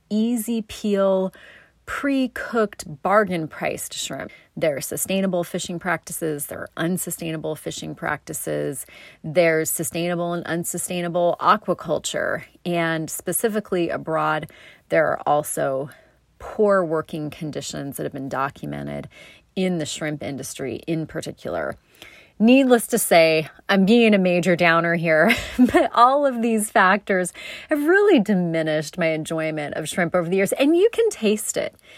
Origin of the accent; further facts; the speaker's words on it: South Coast, Oregon, United States; growing up on the South Coast